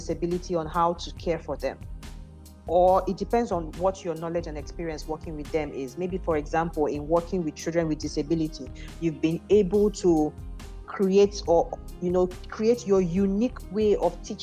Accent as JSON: {"language": "English", "area": "Igbo", "region": "Igboland", "country": "Nigeria", "also_born_or_lived": "Abuja", "said": "I'm an Igbo girl."}